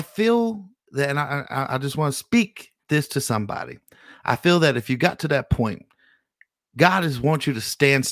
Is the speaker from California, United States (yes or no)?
yes; California, United States; now in Las Vegas, United States; I'm from California